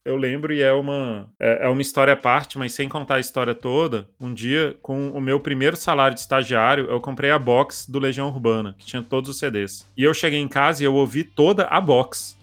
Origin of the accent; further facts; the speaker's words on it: Brasília, Federal District, Brazil; eu, como brasiliense